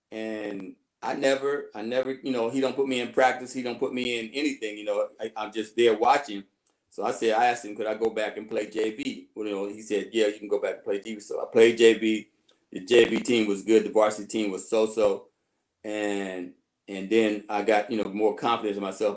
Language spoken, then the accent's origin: English; Canton, Ohio, United States; moved away as an adult; also born or lived in Michigan; I'm originally from Ohio. I grew up in Canton, Ohio.